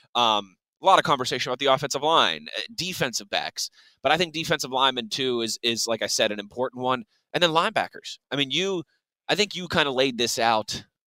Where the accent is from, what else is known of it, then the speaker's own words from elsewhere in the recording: Pittsburgh, Pennsylvania, United States; moved away; when i came back to, to pittsburgh moved back to my hometown